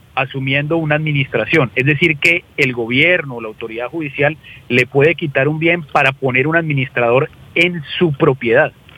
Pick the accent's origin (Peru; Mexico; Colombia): Colombia; los colombianos